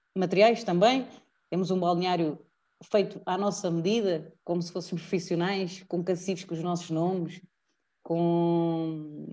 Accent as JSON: {"language": "Portuguese", "country": "Portugal", "also_born_or_lived": "Italy", "said": "moro cá e sou de Portugal"}